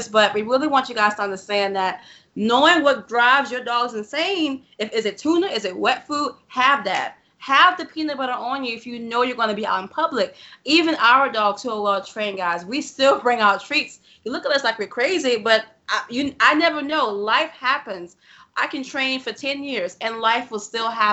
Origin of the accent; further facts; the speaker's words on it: New Orleans, Louisiana, United States; we are from New Orleans, and there are some questionable neighborhoods over here